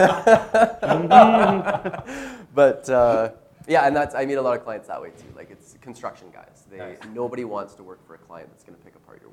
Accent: Calgary, Alberta, Canada; I grew up around Calgary, and so I just know way too many people here.

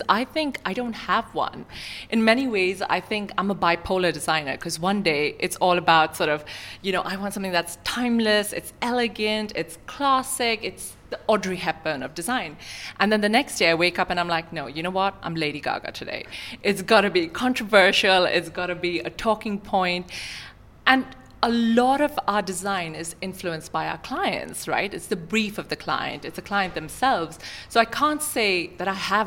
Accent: Sharjah, United Arab Emirates; I grew up in Sharjah. It's my home in many ways.

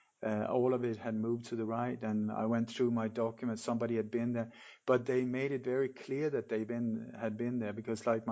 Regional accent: Denmark; moved away; also born or lived in Sweden / Mallorca, Spain; I'm Danish. I was born in Denmark, but lived many years in Sweden

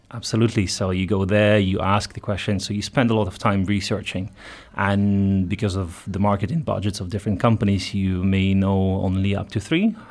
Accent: Ukraine; moved away as an adult; also born or lived in Netherlands / Belgium; now in Luxembourg; I'm Ukrainian originally, so I've been out for ten years already

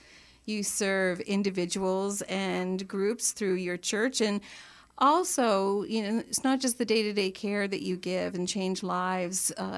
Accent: Toronto, Ontario, Canada; But I'm from Toronto.

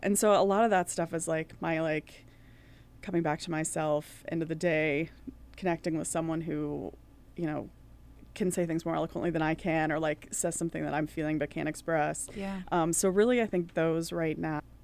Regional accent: East Coast, United States; moved away as an adult; also born or lived in Ireland; now in Minneapolis, United States; I'm from the East Coast

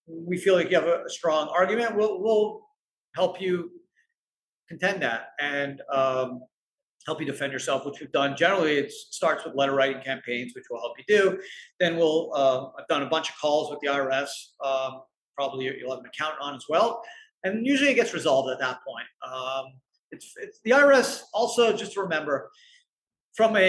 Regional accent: Canada; I'm Canadian

